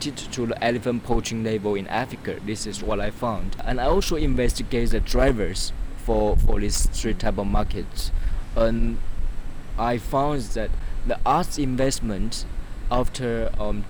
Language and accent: English; China; now in United States; I'm a graduate student at Yale University, and I come from China.